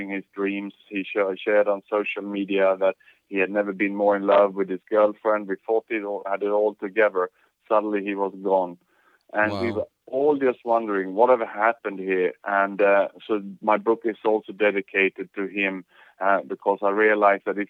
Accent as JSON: {"language": "English", "country": "Sweden", "tie": "born or raised there", "also_born_or_lived": "Australia / Thailand / Vietnam / Indonesia", "moved": "as an adult", "lives_now": "Singapore", "said": "I was born in Sweden, and after that I have an international career. I lived in Australia, Thailand, Vietnam, Indonesia, and now in Singapore working"}